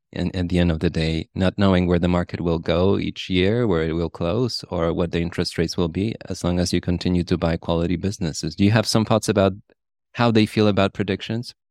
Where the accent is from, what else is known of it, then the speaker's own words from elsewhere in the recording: Poland; moved away; I grew up in Poland, and I remember in the nineties we had bank runs and we had hyperinflation